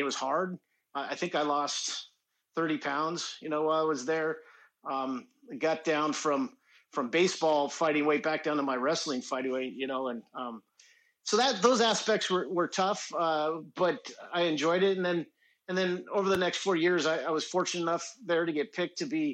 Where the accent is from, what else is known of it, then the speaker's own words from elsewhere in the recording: Seattle, Washington, United States; moved away as an adult; I grew up in Seattle, Washington.